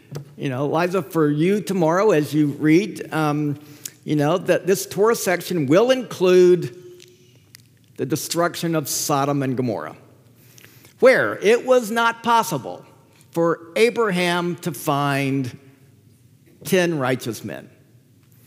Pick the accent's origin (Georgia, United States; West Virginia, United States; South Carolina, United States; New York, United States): Georgia, United States; Atlanta; I grew up in Atlanta.